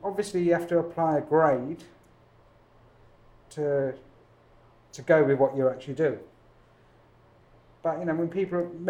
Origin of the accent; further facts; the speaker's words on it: London, United Kingdom; moved away as an adult; now in Los Angeles, United States; I'm from Hackney in East London